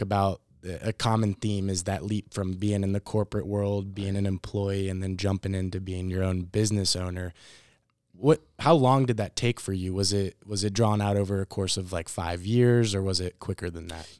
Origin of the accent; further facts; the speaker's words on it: Louisville, Kentucky, United States; we're all Louisville natives